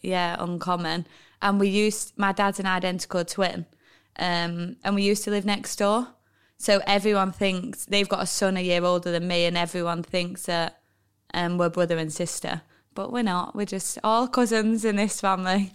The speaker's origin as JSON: {"language": "English", "town": "Manchester", "region": "North West England", "country": "United Kingdom", "tie": "born or raised there", "also_born_or_lived": "Oldham", "said": "my school was in Oldham, so I think maybe that's where the confusion lies. And if you were to ask my mum and dad, they'd be like, \"We've got a Manchester postcode"}